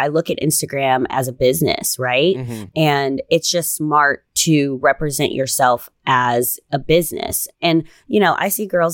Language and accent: English; Chicago, Illinois, United States; moved away as an adult; also born or lived in Los Angeles / New York; I'm from Chicago. Yeah. You know, I've always lived in a city